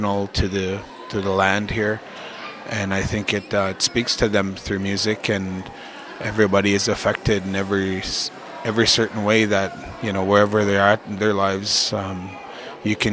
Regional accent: Frog Lake, Alberta, Canada; I'm from Frog Lake First Nation in Alberta, Canada

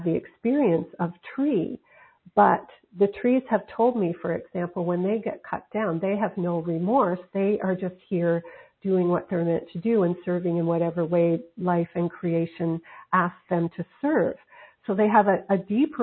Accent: Nova Scotia, Canada; moved away; also born or lived in Pacific coast of Canada; I'm from Nova Scotia on the Atlantic coast of Canada, now living on the Pacific coast

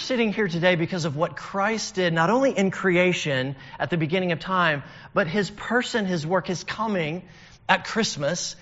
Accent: northern Alabama, United States; I'm from Alabama, and I lived up in the northern part, so I'd have to drive 4 hours down to see the Gulf. And every time I would do that, which was pretty often in my childhood

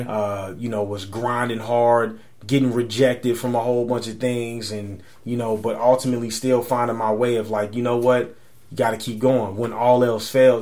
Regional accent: San Antonio, Texas, United States; moved away as an adult; now in New York, United States; my hometown

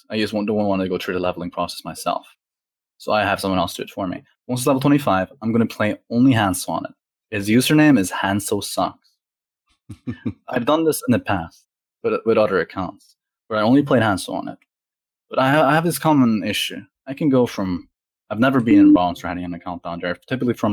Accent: Norway; I'm from Europe, by the way. I'm Norwegian.

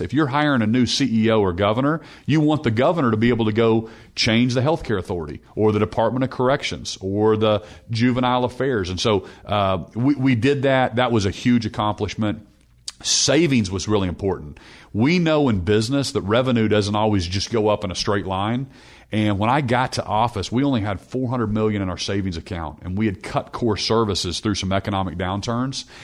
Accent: Norman, Oklahoma, United States; I, I grew up in Norman, the son of a, of a pastor

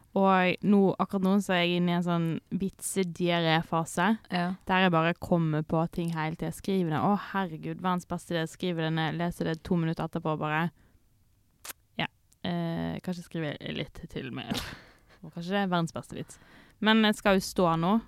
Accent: Sotra, Vestland, Norway; jeg er fra Sotra.

